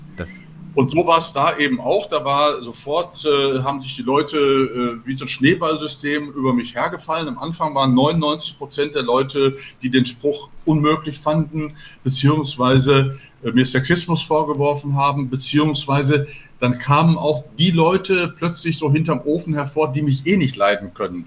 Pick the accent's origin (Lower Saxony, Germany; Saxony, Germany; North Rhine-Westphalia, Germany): North Rhine-Westphalia, Germany; Gladbeck; moved away; also born or lived in Gelsenkirchen; ich bin gebürtig aus Gelsenkirchen und bin in Gladbeck aufgewachsen